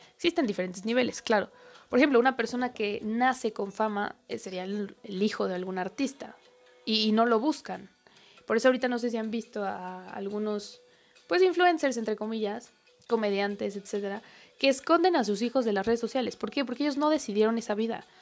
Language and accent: Spanish; Mexico; como mexicano